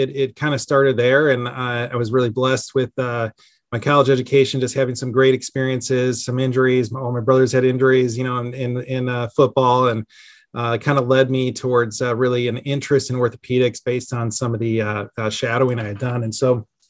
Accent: Chicago, Illinois, United States; now in Columbus, United States; I grew up outside of Chicago in some of the suburbs

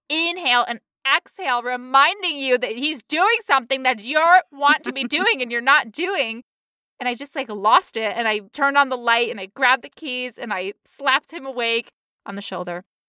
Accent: United States; I'm American

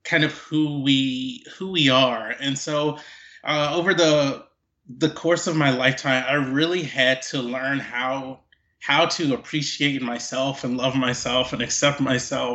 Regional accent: Mobile, Alabama, United States; moved away as an adult; also born or lived in California; I was born and raised in Mobile, Alabama. I lived there until I was 18, and then I came out to California for college.

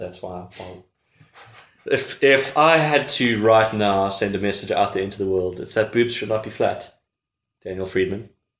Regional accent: East London, Eastern Cape, South Africa; moved away as an adult; now in Cape Town, South Africa; I'm from East London. I moved here 8 years ago.

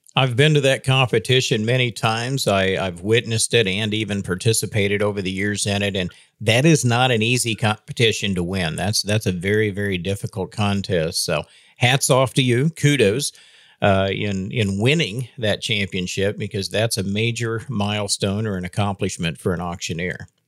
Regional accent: Northwest Oklahoma, United States; moved away; I, I, grew up, as you know, in Northwest Oklahoma

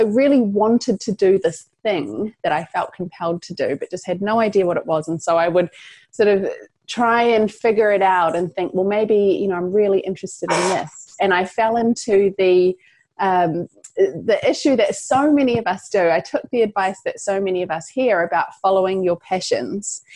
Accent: New Zealand; So I'm from New Zealand, if you pick up an accent there.

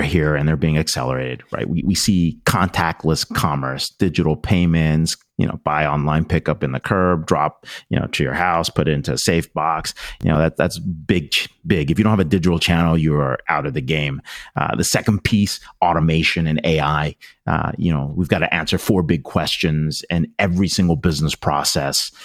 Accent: Pennsylvania, United States; I grew up in Pennsylvania

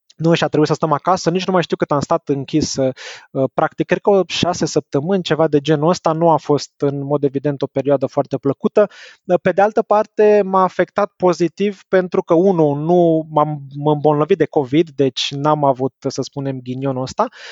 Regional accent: Bucharest, Romania; moved away as an adult; also born or lived in Belgium; Sunt născut și crescut în București

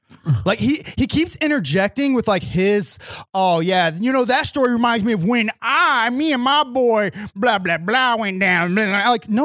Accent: Arizona, United States; I'm from Arizona. So everybody who's watching this knows I'm from Arizona, right?

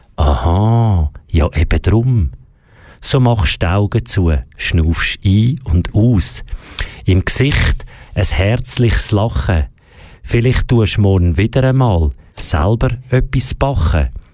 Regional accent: Switzerland; bei uns in der Schweiz, zum Beispiel im Schulsystem

